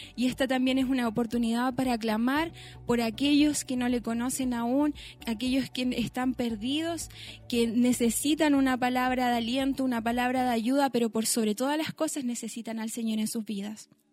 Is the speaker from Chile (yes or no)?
yes; Chile; nosotros como, como chilenos